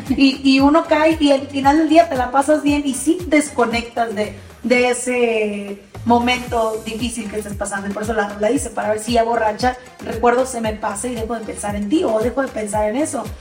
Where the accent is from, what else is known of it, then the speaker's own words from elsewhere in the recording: Matamoros, Tamaulipas, Mexico; also born or lived in Texas, United States; yo soy matamorense y, soy tamaulipeca, también soy tejana porque me, crié en frontera, nacida en Estados Unidos, pero criada en México por más de 25 años